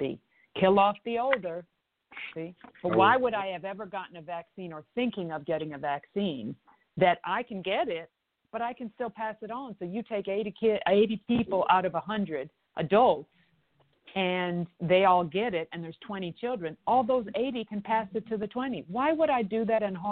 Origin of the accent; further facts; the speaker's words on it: Canada; now in United States; I'm a Canadian and American, and I was just recently in Canada, went back home to help aging parents